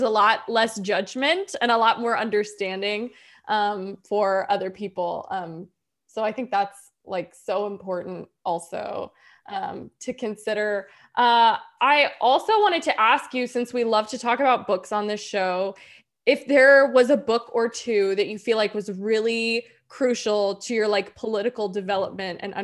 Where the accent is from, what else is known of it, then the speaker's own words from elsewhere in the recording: Tennessee, United States; I'm from Tennessee